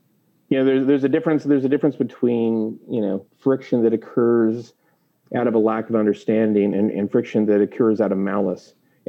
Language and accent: English; Lewis-Clark Valley, United States; There were parts of growing up in the Lewis Clark Valley that was very difficult for me.